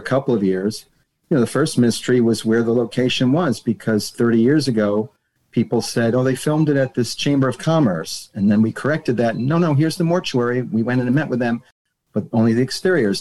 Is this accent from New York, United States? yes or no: yes; New York, United States; I grew up in New York